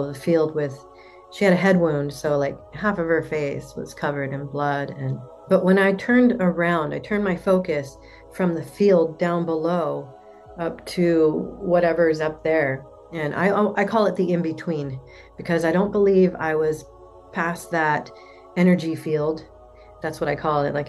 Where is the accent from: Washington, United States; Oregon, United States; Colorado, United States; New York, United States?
Oregon, United States; Portland; I'm from Portland, Oregon.